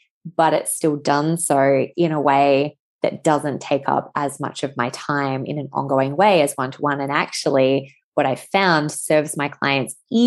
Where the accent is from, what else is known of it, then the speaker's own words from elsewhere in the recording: Western Australia, Australia; I'm from Western Australia